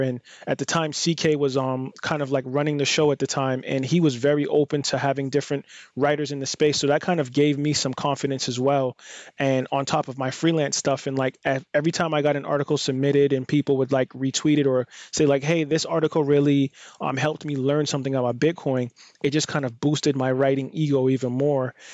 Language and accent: English; United States; being an American or being in, like, a more privileged position in most of the population on the planet just from where I'm born and located